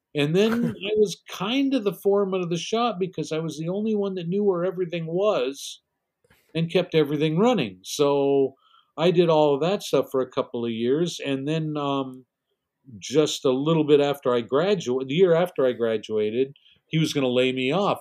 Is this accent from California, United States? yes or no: yes; Glendale, California, United States; I was born here essentially to you in Los Angeles, but Glendale, which is a little suburb okay. in Los Angeles, and you know, I, I I spent my whole life pretty much in and around the San Fernando